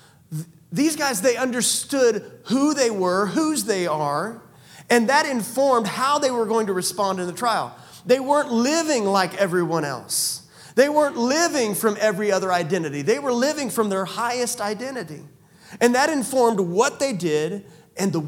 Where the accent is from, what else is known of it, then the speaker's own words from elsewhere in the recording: United States; I'm also an American.